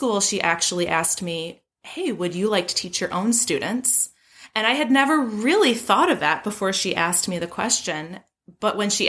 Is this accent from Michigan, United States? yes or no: yes; Grosse Pointe, Michigan, United States; I'm right outside Detroit in a smallish town called Grosse Pointe, Michigan. It's my hometown